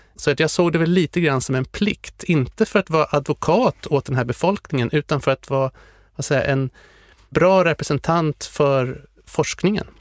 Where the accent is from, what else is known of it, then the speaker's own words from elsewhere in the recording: Sweden; Jag var den enda från Sverige.